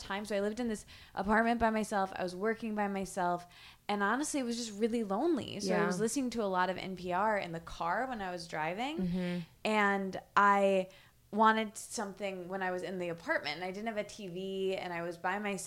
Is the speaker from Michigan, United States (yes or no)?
yes; Michigan, United States; moved away as an adult; now in New York City, United States; I grew up in a small town in Michigan